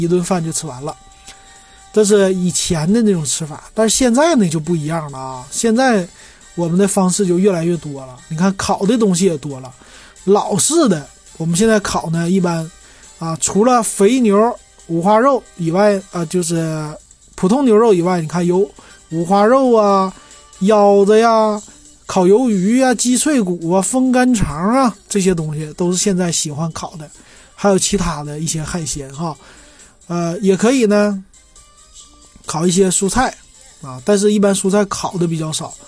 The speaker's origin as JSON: {"language": "Chinese", "region": "Northeast China", "country": "China", "said": "是我最喜欢吃的，就是也是我们东北人爱吃的啊，就是烤茧蛹。"}